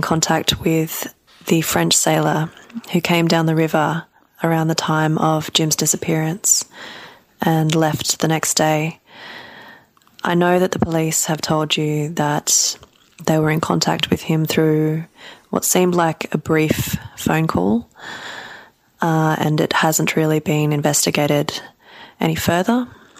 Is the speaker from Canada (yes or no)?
no; Australia; I'm from Australia.